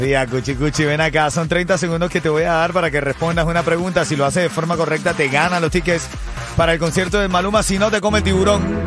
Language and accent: Spanish; Venezuela; como venezolano